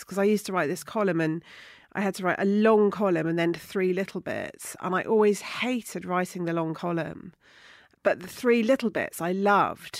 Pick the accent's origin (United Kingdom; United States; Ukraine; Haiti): United Kingdom; Somerset, South West England; moved away as an adult; now in London, United Kingdom; I was brought up in Somerset in a small town, you know, very rural community